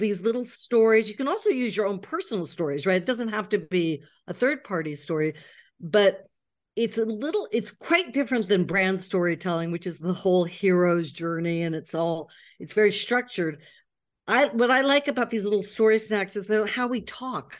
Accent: United States; moved away as an adult; now in Paris, France; I'm an American living in Paris.

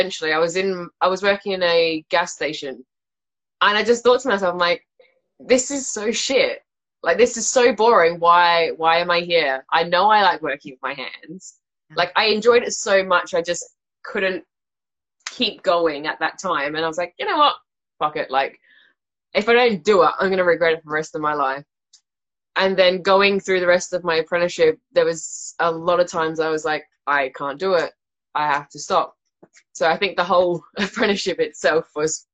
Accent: South Australia, Australia; moved away as an adult; also born or lived in Salisbury, England; now in Toronto, Canada; I was from South Australia, which is like lower down

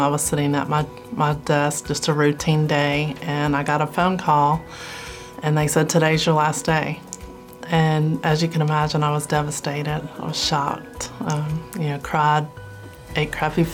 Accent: D'Iberville, Mississippi, United States; moved away as an adult; I'm from D'Iberville, Mississippi. So moving away from my hometown, I've lived in Mississippi my entire life

